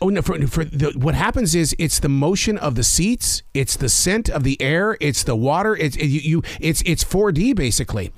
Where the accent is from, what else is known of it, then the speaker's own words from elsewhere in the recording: Montana, United States; I'm from Montana